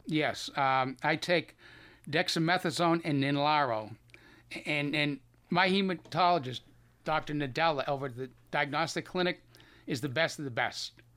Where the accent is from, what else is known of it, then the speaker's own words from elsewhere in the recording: Boston, Massachusetts, United States; accent: Boston; you still have a little bit of my Boston accent